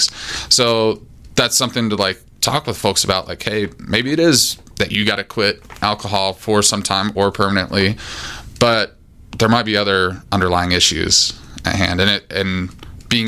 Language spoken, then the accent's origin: English; Mena, Arkansas, United States; moved away as an adult; originally from Arkansas, little town called Mena